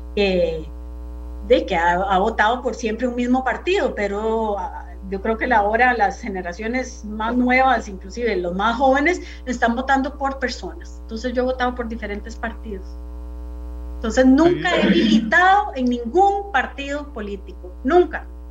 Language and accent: Spanish; Costa Rica